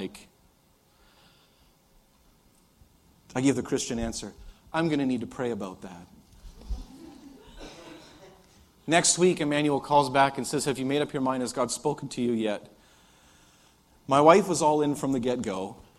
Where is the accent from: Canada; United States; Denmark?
Canada; I'm Canadian